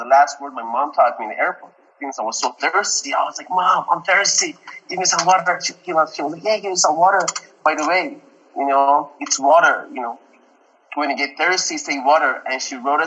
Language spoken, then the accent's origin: English; Tehran, Tehran Province, Iran; English is a second language; now in Dallas, United States; I came from Tehran, and Tehran is a big, massive city.